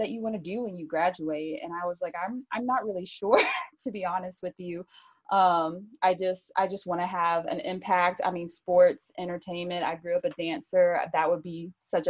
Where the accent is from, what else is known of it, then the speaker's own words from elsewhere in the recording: Birmingham, Alabama, United States; moved away; also born or lived in Tampa; growing up in Birmingham, I grew up in a minor league baseball market. I grew up where Michael Jordan played minor league baseball